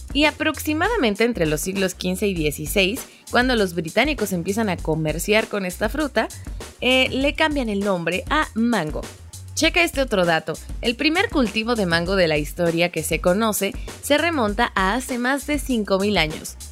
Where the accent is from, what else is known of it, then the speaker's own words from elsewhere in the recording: Mexico; como mexicanos